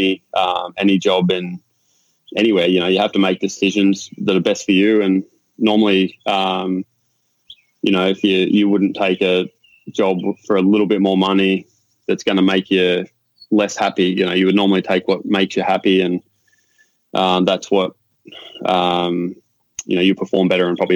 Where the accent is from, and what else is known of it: Warrnambool, Victoria, Australia; born or raised there; moved away as an adult; now in Virginia Beach, United States